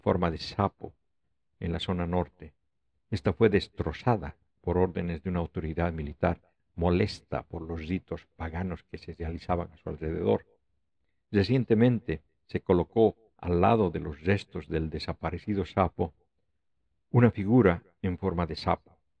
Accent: Oruro, Bolivia; Oruro, mi ciudad natal

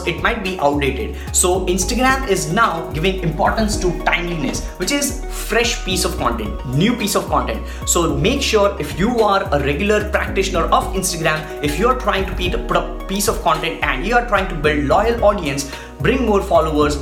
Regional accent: India; I'm from India

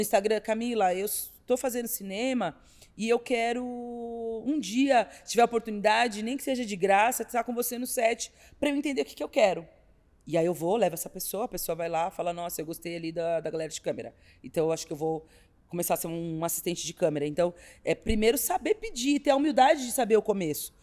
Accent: São Paulo, Brazil; also born or lived in Taboão da Serra / Campo Limpo; ter sido nascida e criada na Vila Madalena

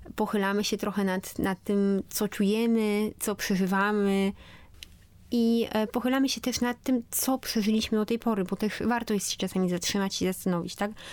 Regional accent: Poland; moved away as an adult; w Polsce, zanim w ogóle wyjechałam stąd

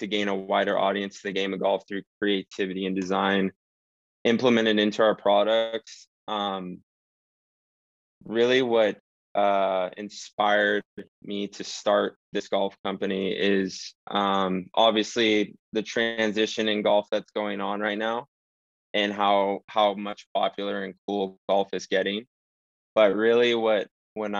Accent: Ventura, California, United States; I'm from Ventura, California. Pretty much been born and raised here my whole life.

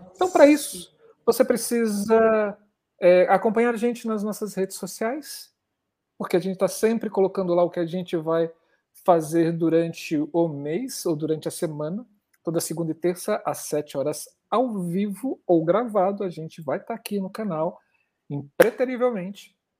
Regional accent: Brasília, Federal District, Brazil; eu sou de Brasília

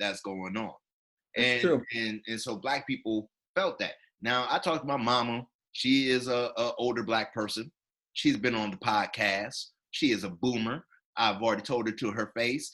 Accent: South Carolina, United States; I'm from South Carolina

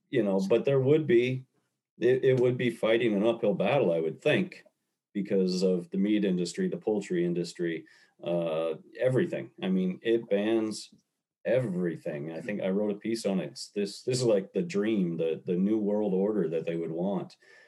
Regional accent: the Northwest, Pacific Northwest, United States; I grew up in the Northwest

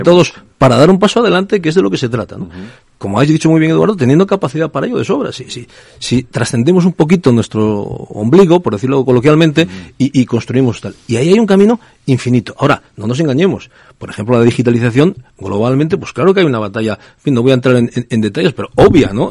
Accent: northern Spain, Spain; soy del norte de España

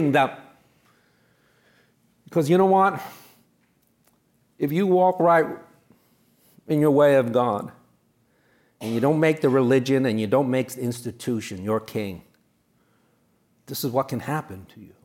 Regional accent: New York City, New York, United States; I'm from New York City

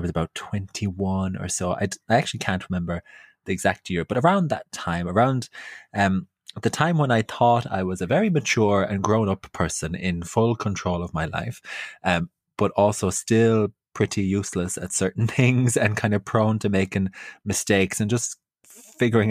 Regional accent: Ireland; now in London, United Kingdom; as Irish people

